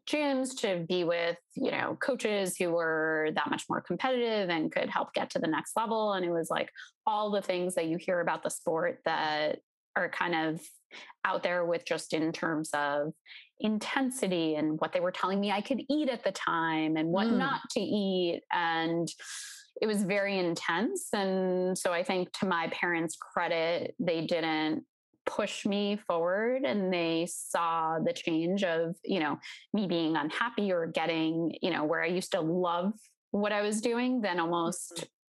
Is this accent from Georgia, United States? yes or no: no; New York suburbs, United States; Originally, I grew up in New York in the tri-state area, in the suburbs right outside the city